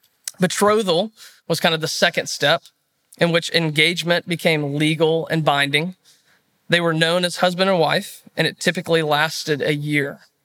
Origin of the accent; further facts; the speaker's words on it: Alabama, United States; moved away as an adult; also born or lived in Fort Worth, Texas; now in Texas, United States; I am from Alabama, so I apologize. I'm not a Texan by nature. I went to the University of Alabama back in 2014 through 2018, got a business degree there, and then I moved out here to Fort Worth